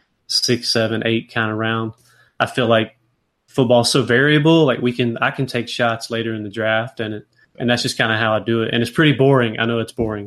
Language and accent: English; South Carolina, United States; I'm a Carolina guy. I grew up in South Carolina